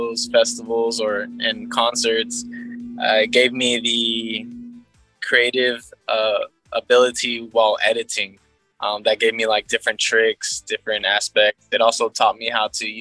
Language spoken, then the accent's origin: English; Houston, Texas, United States; I'm originally from Houston